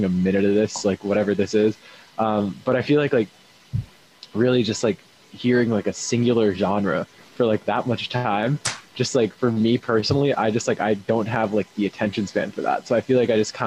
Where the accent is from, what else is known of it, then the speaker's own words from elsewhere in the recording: Eugene, Oregon, United States; moved away as an adult; now in Boston, United States; It was in my hometown for the University of Oregon